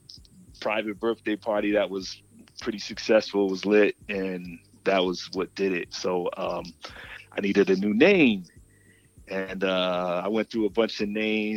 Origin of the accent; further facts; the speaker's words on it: Connecticut, United States; also born or lived in New York; now in Atlanta, United States; I'm from Connecticut originally, and an honorary New Yorker.